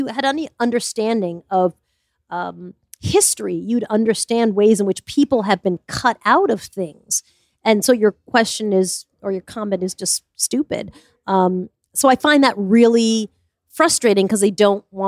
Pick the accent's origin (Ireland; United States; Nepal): United States; Smithtown, New York; I grew up in Smithtown